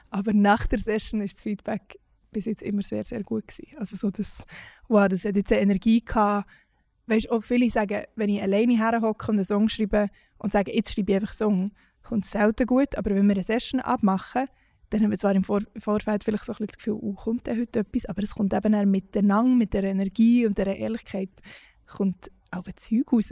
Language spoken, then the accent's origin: German; Switzerland; weil wir auch gewisse Privilegien haben, als Schweizer Musikschaffende